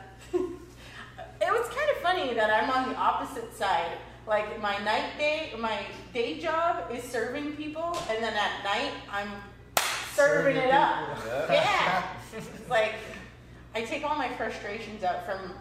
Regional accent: East Coast, United States; moved away; I'm from the East Coast

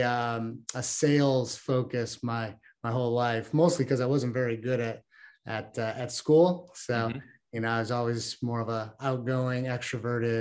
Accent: Chicago, Illinois, United States; I was born and raised in Chicago, Illinois.

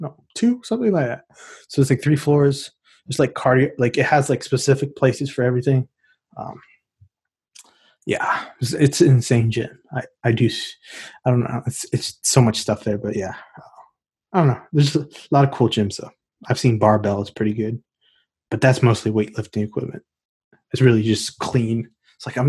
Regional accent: Texas, United States; I'm from Texas, so we got crazy stuff down here

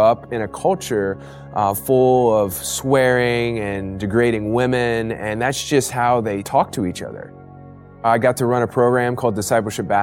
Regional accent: Ohio, United States; moved away as an adult; also born or lived in Chicago; I grew up in Ohio

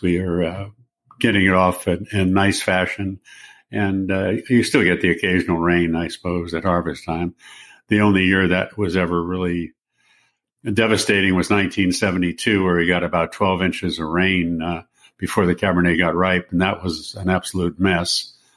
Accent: San Francisco, California, United States; I'm from San Francisco and, um, was born and raised there

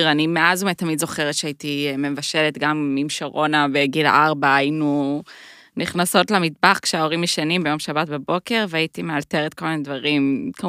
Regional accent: United States; now in Israel; אני גם אמריקאית

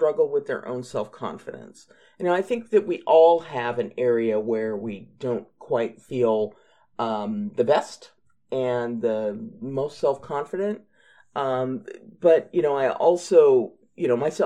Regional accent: United States; accent: American; my awful American accent

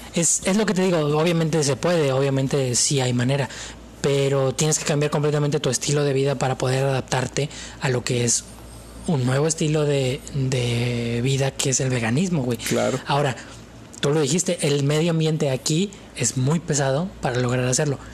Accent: Mexico; yo soy mexicano

